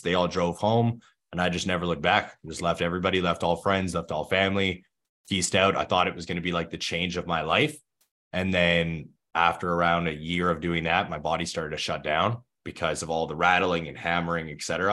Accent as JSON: {"language": "English", "town": "Thunder Bay", "region": "Ontario", "country": "Canada", "tie": "born or raised there", "said": "I grew up in Thunder Bay, Ontario, Canada"}